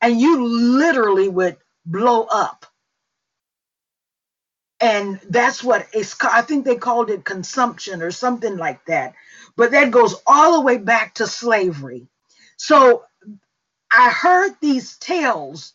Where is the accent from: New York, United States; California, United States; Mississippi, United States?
Mississippi, United States; accent: Mississippi; moved away; English is my second language. Mississippi is my first.